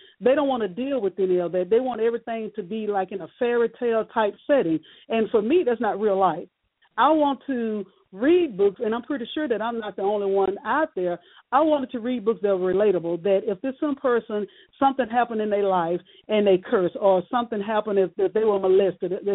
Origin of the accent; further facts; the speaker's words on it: Shreveport, Louisiana, United States; born and raised in Shreveport, Louisiana